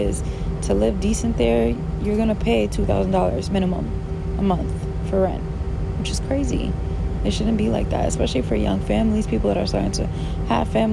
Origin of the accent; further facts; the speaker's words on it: New York, United States; moved away as an adult; being born and raised in New York